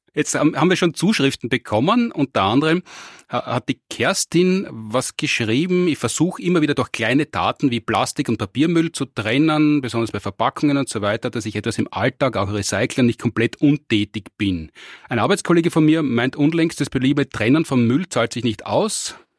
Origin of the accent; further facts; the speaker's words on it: Austria; bei uns in Österreich